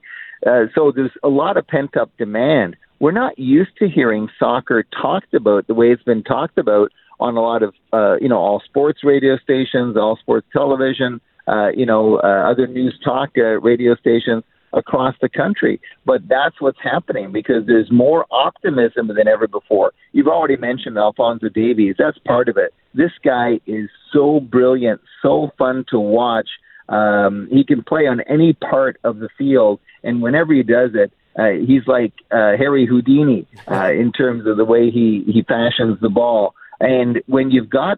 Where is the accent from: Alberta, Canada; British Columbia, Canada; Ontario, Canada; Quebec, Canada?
Quebec, Canada; Montreal; I grew up in Montreal